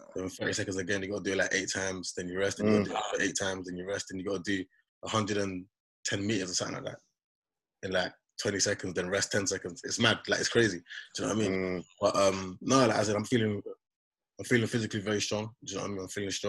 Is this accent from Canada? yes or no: no; London, United Kingdom; I've always lived in Bermondsey